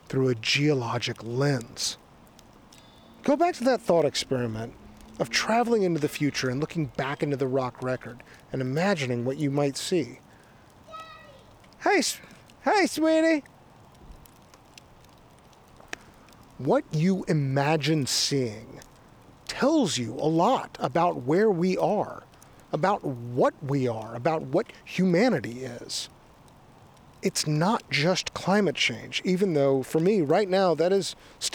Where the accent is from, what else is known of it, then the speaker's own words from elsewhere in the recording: Austin, Texas, United States; moved away; also born or lived in Bay Area, California; in late 2017, I moved to my hometown of Austin, Texas, which is where I am now